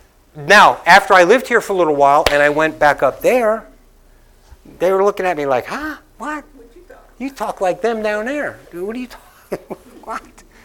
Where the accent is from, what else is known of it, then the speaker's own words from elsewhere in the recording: Northeast, United States; I mean, when I came down here and I'm from the Northeast and I'm talking to people, they're looking at me like I'm speaking a different language.